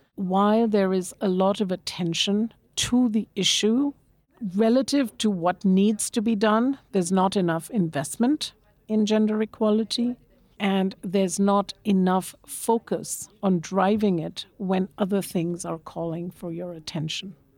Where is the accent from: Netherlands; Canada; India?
India; Kolkata, West Bengal; I grew up in Calcutta, in India, big bustling